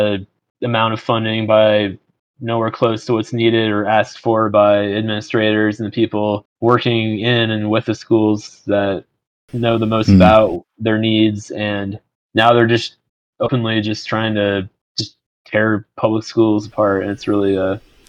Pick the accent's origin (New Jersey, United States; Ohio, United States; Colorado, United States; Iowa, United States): Iowa, United States; Ankeny; I grew up in Ankeny, went to Ankeny High School.